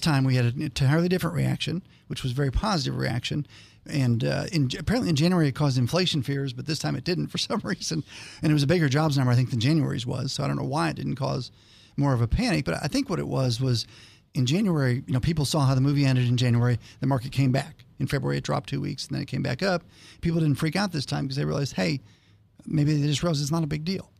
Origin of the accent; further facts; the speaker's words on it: Canton, Ohio, United States; moved away; I grew up in Canton, Ohio.